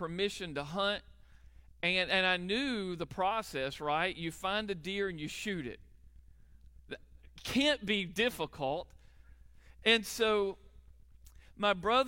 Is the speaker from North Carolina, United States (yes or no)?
yes; Charlotte, North Carolina, United States; moved away as an adult; also born or lived in Nashville, North Carolina; I grew up in Charlotte